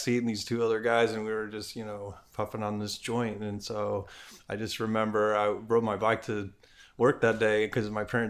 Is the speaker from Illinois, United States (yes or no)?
yes; Chicago, Illinois, United States; now in California, United States; I grew up in Chicago or in the suburbs in Chicago.